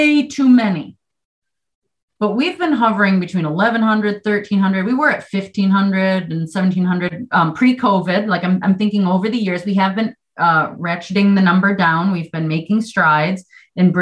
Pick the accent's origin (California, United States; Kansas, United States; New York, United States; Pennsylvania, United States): New York, United States; Western; moved away as an adult; now in Vermont, United States; if you can't tell by a slight accent, that I'm not from Vermont. And so I've only been here about 20 years. And being from New York, Western New York